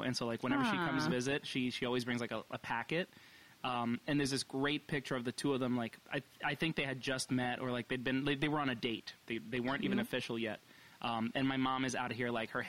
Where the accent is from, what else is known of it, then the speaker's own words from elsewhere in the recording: New York City, New York, United States; born there; No, yeah, but I was born in New York. My dad is Colombian. My mom is New Yorican.